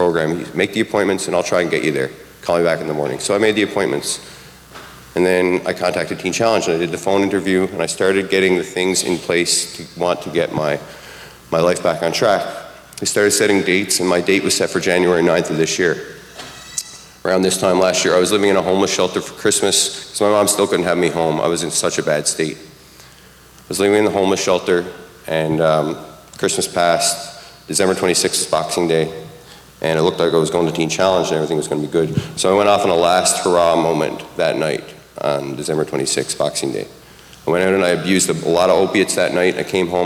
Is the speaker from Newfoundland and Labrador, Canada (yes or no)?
yes; Newfoundland and Labrador, Canada; moved away; I'm from Newfoundland